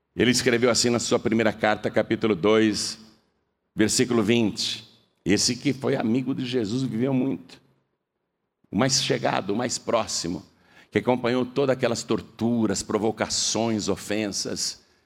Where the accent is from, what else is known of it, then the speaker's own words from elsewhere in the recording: Brazil; eu sou brasileiro